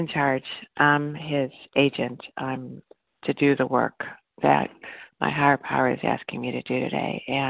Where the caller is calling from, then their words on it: Illinois, United States; from Northwest Illinois.